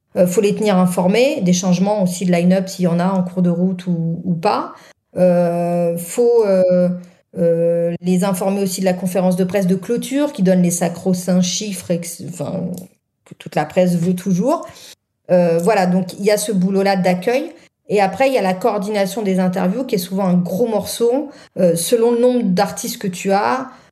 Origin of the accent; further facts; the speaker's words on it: Nord, Hauts-de-France, France; je suis du Nord